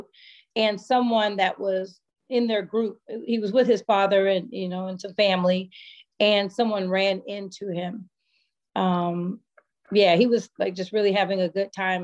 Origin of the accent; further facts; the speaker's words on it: Bay Area, California, United States; moved away; I'm from the Bay Area.